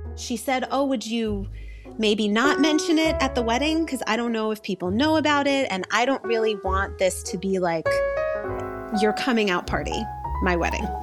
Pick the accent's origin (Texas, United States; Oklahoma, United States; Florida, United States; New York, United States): New York, United States; New York City; I grew up in Flatbush in what I now think of as a yeshivish community